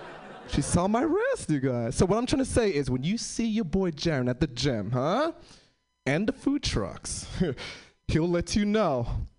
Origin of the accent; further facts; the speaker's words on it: New York City, New York, United States; moved away; I'm originally from New York City. Most of my family's from the East Coast. I'm the first one to move to the West Coast.